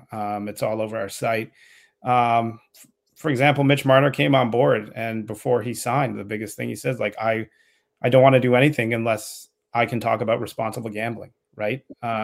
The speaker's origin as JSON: {"language": "English", "country": "Canada", "said": "knowing Canadians, we're Canadian. Our customer service team is based in Canada, right?"}